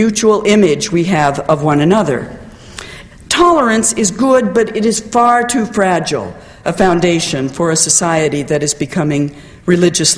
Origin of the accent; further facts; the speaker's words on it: United States; as an American